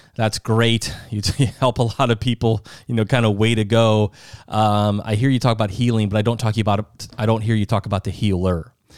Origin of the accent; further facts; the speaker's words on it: Sioux Falls, South Dakota, United States; also born or lived in Minnesota; now in Florida, United States; we're from Sioux Falls, South Dakota. That's home.